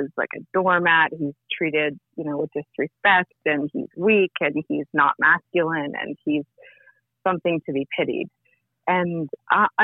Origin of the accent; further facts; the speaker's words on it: Vancouver, British Columbia, Canada; I'm from Vancouver, Canada.